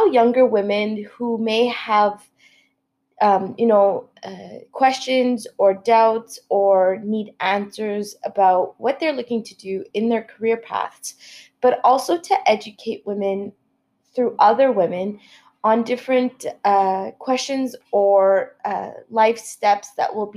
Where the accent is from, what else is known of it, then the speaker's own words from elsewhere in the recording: Ottawa, Ontario, Canada; moved away as an adult; now in Montreal, Canada; I was born and raised in Ottawa, moved to Montreal about 3 years ago